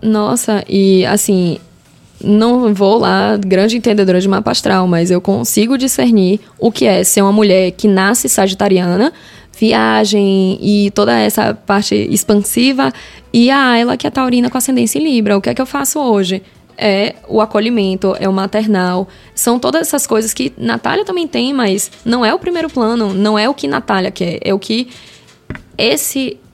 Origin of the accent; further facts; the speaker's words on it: Salvador, Bahia, Brazil; Eu sou de Salvador